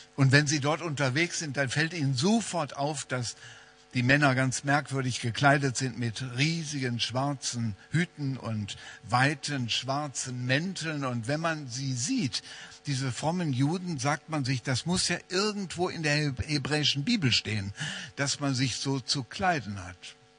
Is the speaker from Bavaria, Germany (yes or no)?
no; Wuppertal, North Rhine-Westphalia, Germany; in meiner Heimatstadt Wuppertal